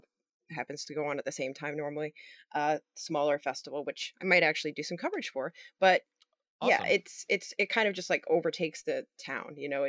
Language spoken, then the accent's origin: English; Long Island, New York, United States; I'm also from Long Island, New York originally.